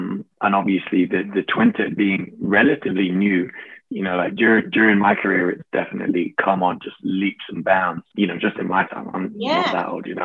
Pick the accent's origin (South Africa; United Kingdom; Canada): United Kingdom; Sheffield, Yorkshire and the Humber; I grew up in Sheffield